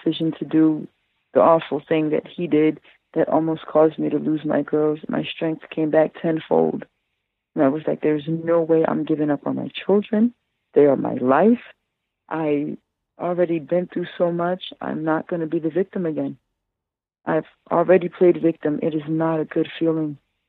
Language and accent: English; Trenton, New Jersey, United States; also born or lived in Coney Island, New York; I was born in Coney Island in New York, and I was raised in Trenton, New Jersey